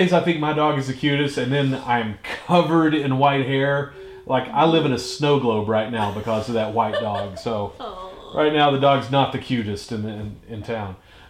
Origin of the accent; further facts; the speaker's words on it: Johnson City, Tennessee, United States; I live a block from the physical place I was born.